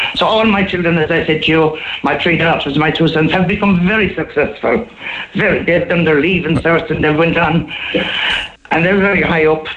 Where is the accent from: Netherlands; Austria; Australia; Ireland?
Ireland; Killarney, Munster; I'm from Killarney all my life